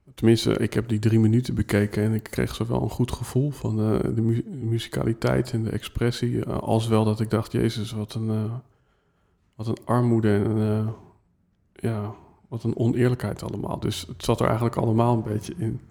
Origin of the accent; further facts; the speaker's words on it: Netherlands; wij als Nederlanders